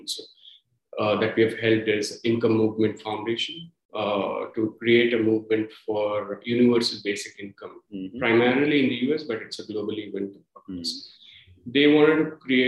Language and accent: English; India; moved away as an adult; my home country